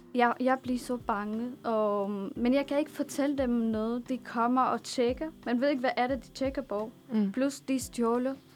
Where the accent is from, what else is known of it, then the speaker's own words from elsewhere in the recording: Damascus, Damascus Governorate, Syria; Danish is a second language; now in Denmark; jeg er født i Damaskus, og jeg er opvokset der, og det er min